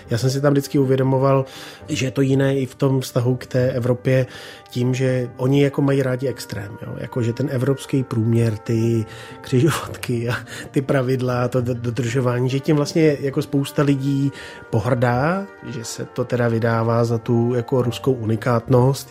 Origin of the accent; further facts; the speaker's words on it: Czechia; my jsme taky Češi